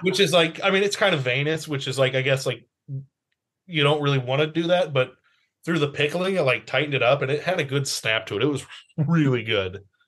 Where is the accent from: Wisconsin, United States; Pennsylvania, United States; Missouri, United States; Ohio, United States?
Missouri, United States; Kansas City; I grew up in Kansas City